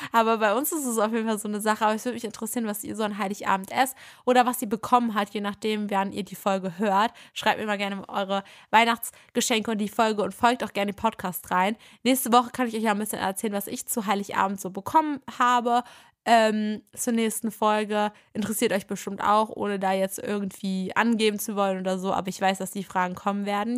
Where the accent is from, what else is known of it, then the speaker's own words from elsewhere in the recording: Berlin, Germany; wir kommen ja aus Berlin, wir wohnen hier